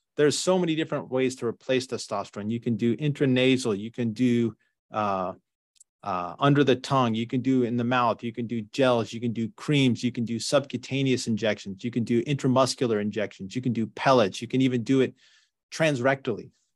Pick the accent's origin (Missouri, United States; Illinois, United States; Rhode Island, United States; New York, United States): New York, United States; now in Northern California, United States; I grew up in New York